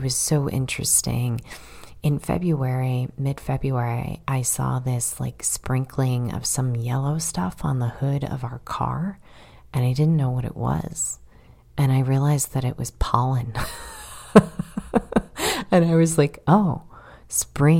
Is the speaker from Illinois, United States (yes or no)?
yes; Chicago, Illinois, United States; moved away as an adult; also born or lived in Massachusetts; now in Florida, United States; I'm from Chicago